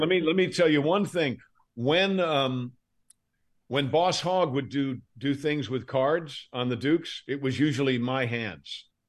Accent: Fulton County, Georgia, United States; also born or lived in Westchester County, New York; I was born in Westchester County, New York, and I went to high school in Fulton County, Georgia

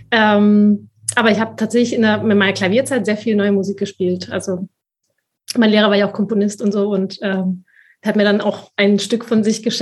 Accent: Spain; aber ich bin ja Spanierin mit spanischen Eltern und spanischen Vorfahren, in Spanien geboren, äh, ich habe auch, ich bin natürlich sprach, äh, zweisprachig aufgewachsen

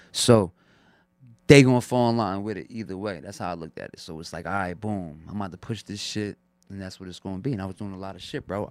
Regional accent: Long Branch, New Jersey, United States; also born or lived in Neptune, New Jersey / Asbury Park, New Jersey; I'm originally from Long Branch, New Jersey and shit, but I grew up out there, Neptune, Asbury and shit, but I'm from Long Branch

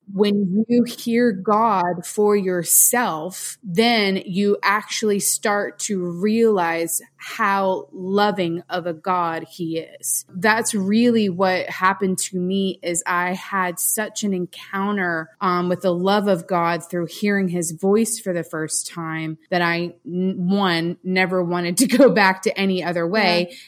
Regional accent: St. Petersburg, Florida, United States; moved away as an adult; also born or lived in West Palm Beach, Florida; now in Franklin, United States; I grew up in St. Petersburg, so just south of you

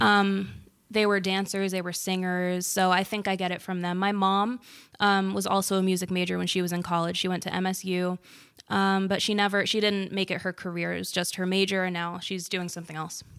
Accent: Bloomfield, New Jersey, United States; I'm from Bloomfield.

